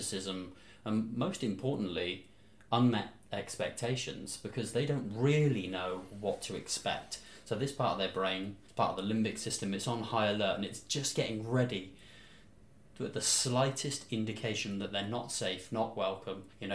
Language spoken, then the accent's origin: English; Bristol, South West England, United Kingdom; moved away; I come from Bristol in the UK